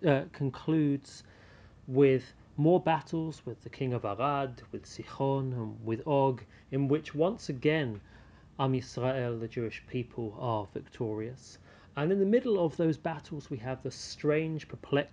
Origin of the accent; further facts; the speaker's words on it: United Kingdom; being British